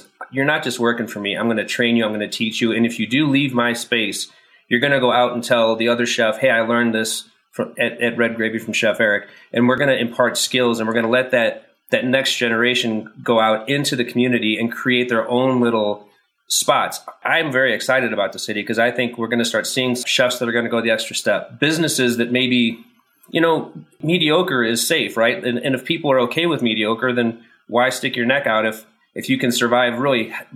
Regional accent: St. Louis, Missouri, United States; also born or lived in Manhattan; now in Colorado Springs, United States; I'm from St. Louis

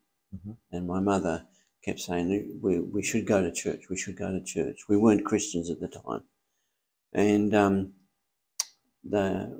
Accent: Melbourne, Victoria, Australia; born there; I was born in Melbourne, Coburg, Victoria.

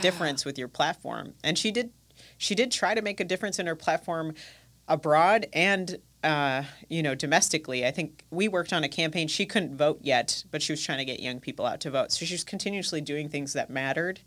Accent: United States; also born or lived in New Zealand; now in Milwaukee, United States; being an American, uh, and going to New Zealand

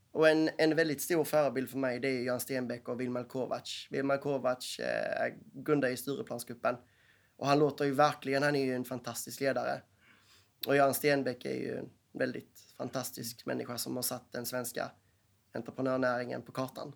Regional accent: Skåne, Sweden; Stockholmarna ser ner på skåningarna. Ofta för vi är danskar.

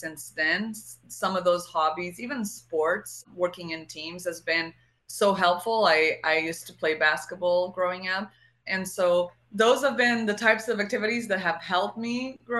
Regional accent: Portugal; first language Portuguese; English is a second language; moved away; like my whole childhood, I lived in Portugal and we spoke Portuguese.

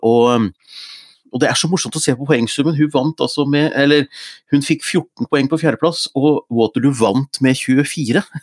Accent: Gjøvik, Innlandet, Norway; moved away; Tavernaen hjemme i Hunndalen

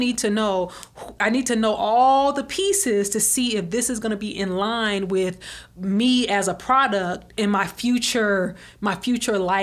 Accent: Alabama, United States; I'm from Alabama

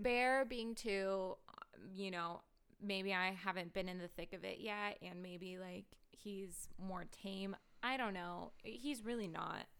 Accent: Portland, Oregon, United States; I grew up in Portland

